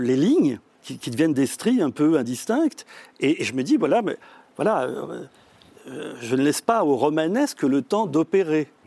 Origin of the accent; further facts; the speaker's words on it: France; first language French; moi je suis né en France, donc euh, je suis le seul de, ma fratrie à être né en France, ce qui fait que la, langue française m'a été donnée à la mmh. naissance.